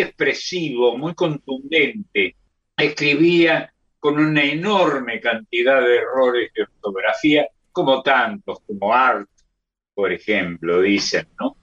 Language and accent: Spanish; Córdoba, Argentina; accent: cordobés; esa es la tonada del barrio San Vicente, de donde soy, en Córdoba.